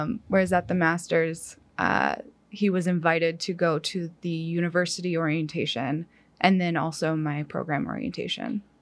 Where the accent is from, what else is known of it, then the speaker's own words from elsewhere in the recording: Upper Peninsula of Michigan, United States; moved away as an adult; now in Kansas, United States; I grew up in the Upper Peninsula, Peninsula of Michigan